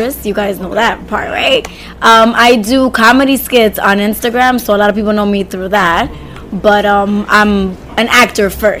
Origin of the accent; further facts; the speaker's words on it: New York City, New York, United States; accent: Dykeman accent; not Washington Heights, Dykeman. Inwood